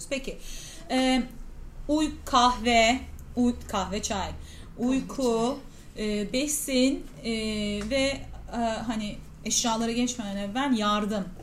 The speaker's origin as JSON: {"language": "Turkish", "region": "Mediterranean Region", "country": "Turkey", "said": "ben ya tabii ki biz şimdi Akdeniz insanıyız. Ee, bizim her şeyimiz tazecik. Pişiriyoruz, yiyoruz filan. Öyle büyüdüğüm için"}